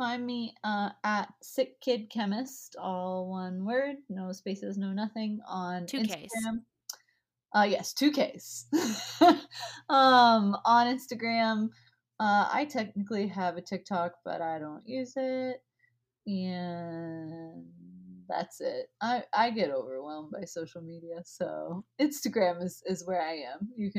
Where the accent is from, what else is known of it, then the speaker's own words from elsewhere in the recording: the South, United States; accent: Southern; this one is my little butter bean that I say in my southern accent, because my granny calls them butter beans.